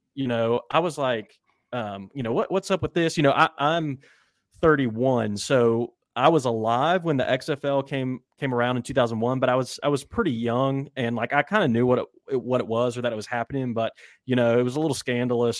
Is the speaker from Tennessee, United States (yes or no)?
no; West Virginia, United States; moved away as an adult; also born or lived in Minnesota; now in Birmingham, United States; I actually am originally from West Virginia and went to college in Minnesota